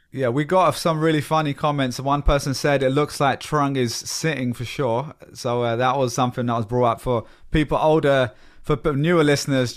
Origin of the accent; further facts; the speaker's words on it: London, United Kingdom; moved away as an adult; now in United States; I've lived in America for 10 years and I grew up in London.